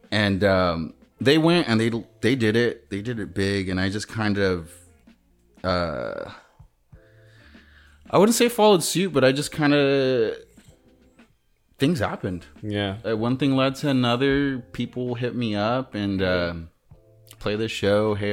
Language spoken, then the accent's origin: English; Moreno Valley, California, United States; we were kids growing up in the IE. Uh, they were from San Bernardino. I was from Moreno Valley.